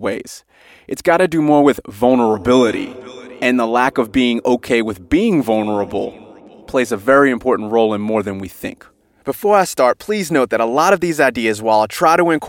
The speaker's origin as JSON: {"language": "English", "country": "United States", "moved": "yes", "lives_now": "Sydney, Australia", "said": "I live here in Sydney, Australia. I'm obviously from America originally"}